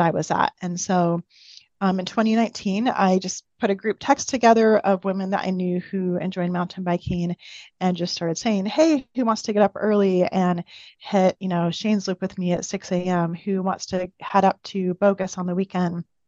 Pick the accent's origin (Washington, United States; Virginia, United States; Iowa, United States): Washington, United States; Pacific Northwest, just outside of the Seattle area; moved away as an adult; now in Boise, United States; I grew up in the Pacific Northwest, just outside of the Seattle area.